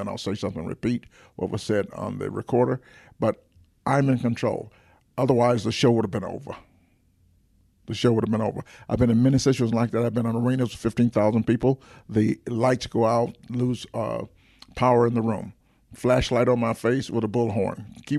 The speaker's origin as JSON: {"language": "English", "town": "Atlanta", "region": "Georgia", "country": "United States", "said": "I'm from Atlanta, Georgia, and so I've lived."}